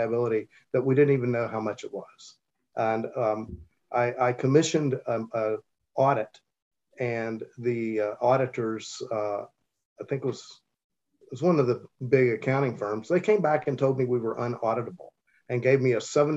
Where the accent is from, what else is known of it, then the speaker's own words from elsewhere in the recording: Charleston, West Virginia, United States; I grew up in Charleston and chose to return home after completing my undergraduate and law degree at West Virginia University